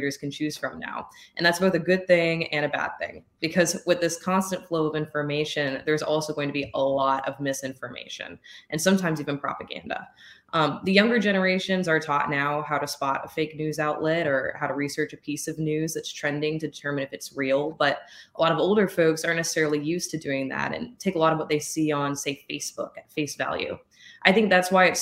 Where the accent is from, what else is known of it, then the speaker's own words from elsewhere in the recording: New Orleans, Louisiana, United States; moved away as an adult; now in Colorado, United States; I was raised in Louisiana